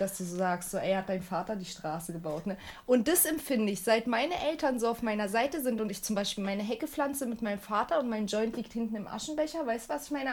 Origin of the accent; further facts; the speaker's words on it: Turkey; now in Germany; Ich komme aus der Türkei und auch noch aus dem Land. Wir haben Tabak angepflanzt